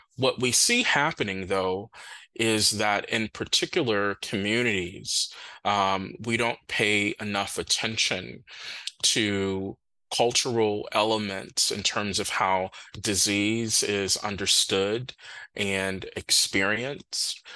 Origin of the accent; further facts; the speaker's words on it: Milwaukee, Wisconsin, United States; moved away; also born or lived in Minnesota; I'm from Milwaukee um, originally